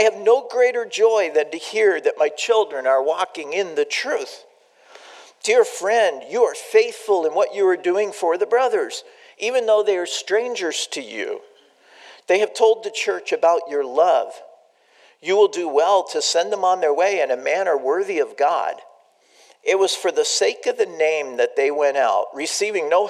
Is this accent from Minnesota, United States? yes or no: no; San Diego, California, United States; I grew up in San Diego